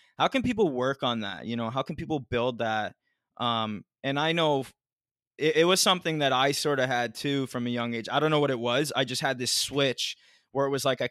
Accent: Ontario, Canada; I'm from Ontario

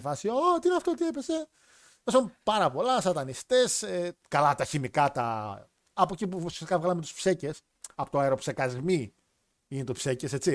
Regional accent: Thessaloniki, Central Macedonia, Greece

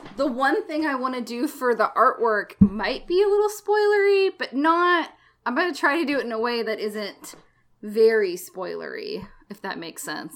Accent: Alabama, United States; it was a pretty like diverse community that I grew up in in Alabama.

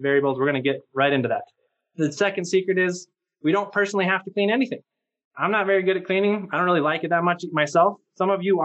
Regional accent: Albuquerque, New Mexico, United States; I grew up here in Albuquerque, New Mexico

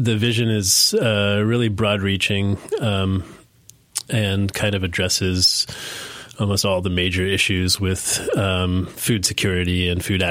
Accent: Pittsburgh, Pennsylvania, United States; moved away as an adult; now in Asheville, United States; We were raised up in Pittsburgh, Pennsylvania, and we grew up there

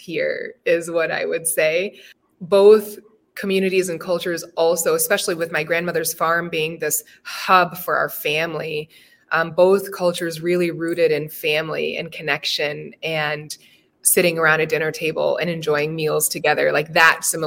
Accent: Cedar Rapids, Iowa, United States; also born or lived in Cameroon / Springville, Iowa; I was born in Iowa City. And then very quickly, we moved to Cameroon, where my dad was from. And I lived there until I was about 8 years old. And then my mom and my younger sister and I moved back to where my mom's family is from, which is how we landed in Springville, Iowa

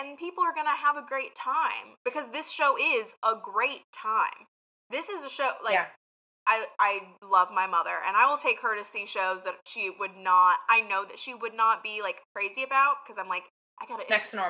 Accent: the South, United States; I am not out here trying to say like, woe is me, I'm from the South, blah, blah, blah. But it is incredibly frustrating to be from an area of the country where people just, one, I had my accent like basically worked out of me as a child

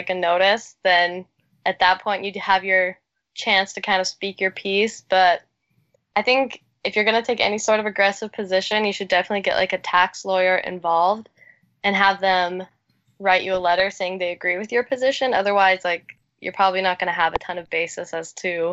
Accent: Canada; I was born and raised in Canada

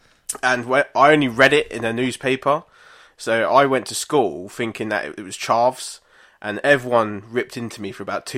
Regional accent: United Kingdom; Nearby, about 20 minutes outside of London.

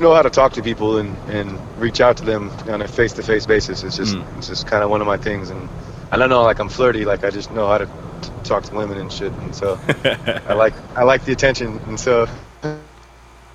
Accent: Northern California, United States; I'm from Northern California

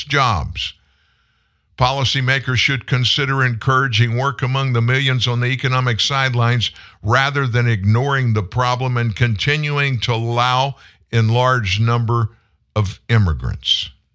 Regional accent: South Louisiana, United States; I'm in Louisiana. Oh my gosh, my entire life. I'm, I'm from South Louisiana

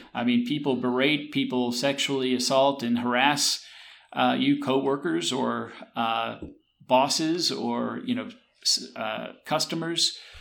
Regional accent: the South, United States; I grew up here in the South, and there were uh, migrants who would come work the tobacco and cotton fields

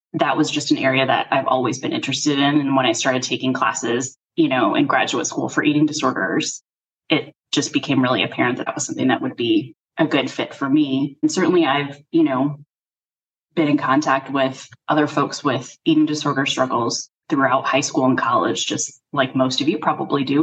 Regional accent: Chicago, Illinois, United States; I'm actually from Chicago, so that's where I spent all of my legal career

